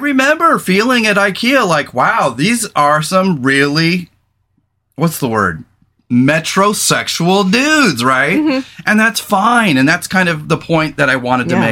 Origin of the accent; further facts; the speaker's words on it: California, United States; moved away as an adult; now in Portland, United States; I come from California, former veteran